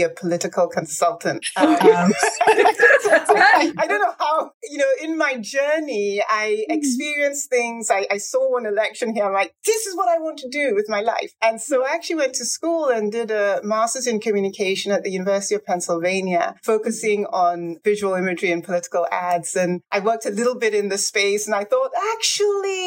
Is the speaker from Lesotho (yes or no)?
no; Lagos, Nigeria; moved away; also born or lived in Ibadan, Nigeria; And I had my formative years in Lagos.